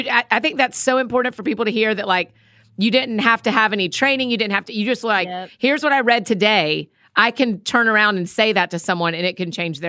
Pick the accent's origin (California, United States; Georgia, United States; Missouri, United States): Georgia, United States; Marietta; my hometown, man. That's where I'm from too.